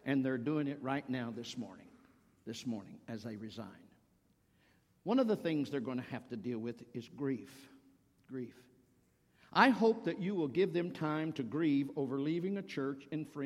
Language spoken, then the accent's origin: English; the South, United States; moved away as an adult; also born or lived in Virginia; now in Cincinnati area, United States; I'm from the South